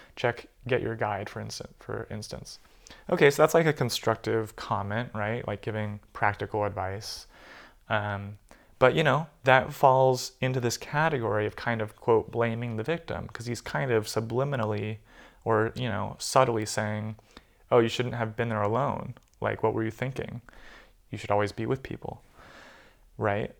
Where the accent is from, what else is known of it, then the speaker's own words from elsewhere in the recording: United States; moved away; growing up in the States